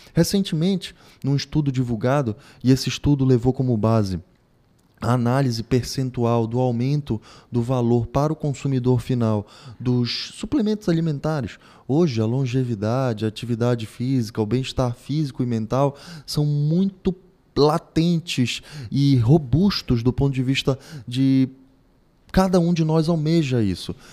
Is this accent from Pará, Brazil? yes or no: yes; Pará, Brazil; Vivemos no Brasil, estamos em território nacional, somos paraenses